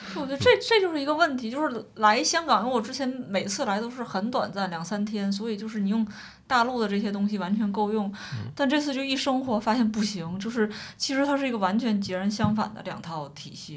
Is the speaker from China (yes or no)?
yes; China; also born or lived in Beijing; 我是一个内地人